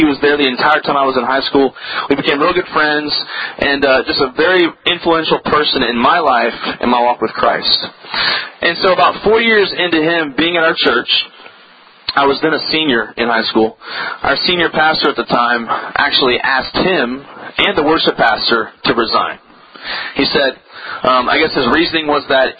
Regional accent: Virginia, United States; I grew up on the East Coast in a little state called Virginia, and it's just south of Washington, D.C.

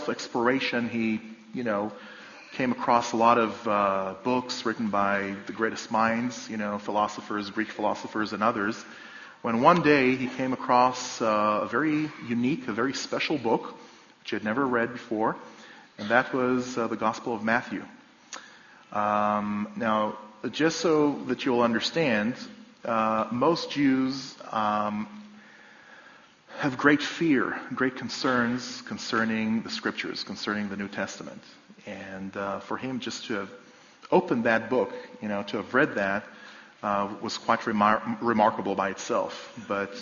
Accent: a village just outside Jerusalem, Jerusalem District, Israel; I live in my hometown, my home village, in fact, a place just outside of Jerusalem.

